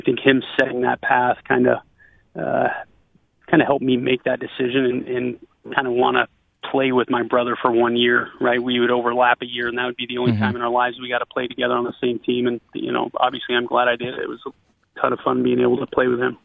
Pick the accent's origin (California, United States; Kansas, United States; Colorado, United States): California, United States; Northern; also born or lived in Hamilton, Canada; I growing up in Northern California